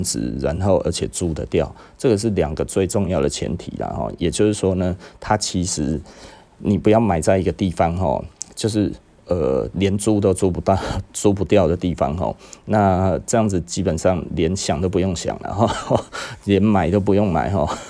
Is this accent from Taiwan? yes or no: yes; Taiwan; 就是我们台湾人啊吼，台湾人整个在八零年代到九零年代买了那么多的劳力士